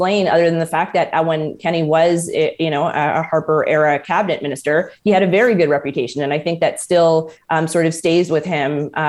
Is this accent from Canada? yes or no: yes; Quebec, Canada; you mentioned that I'm from Quebec.